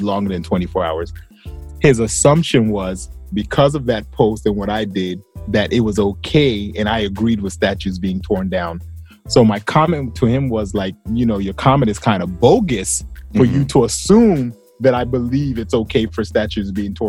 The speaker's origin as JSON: {"language": "English", "region": "the South", "country": "United States", "tie": "born or raised there", "said": "I grew up in the South"}